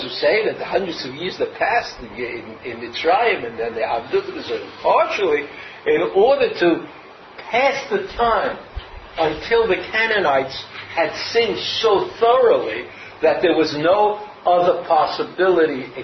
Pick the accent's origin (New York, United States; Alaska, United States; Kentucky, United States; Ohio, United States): New York, United States; Brooklyn; I grew up in Brooklyn